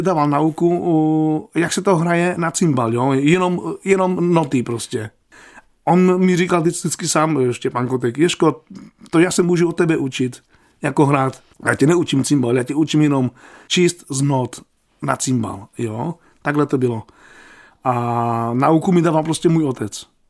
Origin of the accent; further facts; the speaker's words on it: Opava, Moravian-Silesian Region, Czechia; ze Slovenska nejsem, já jsem se narodil v Opavě.